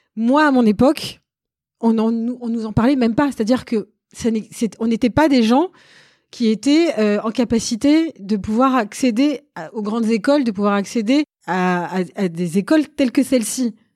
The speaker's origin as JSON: {"language": "French", "town": "Sarcelles", "region": "Île-de-France", "country": "France", "tie": "born or raised there", "said": "j'ai grandi dans le Val d'Oise, j'étais au lycée à Sarcelles"}